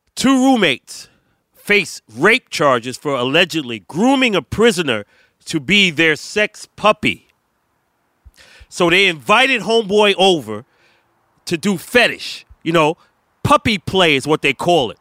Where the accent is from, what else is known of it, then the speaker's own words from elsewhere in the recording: New York City, New York, United States; I don't claim to be New York, B. I'm from Brooklyn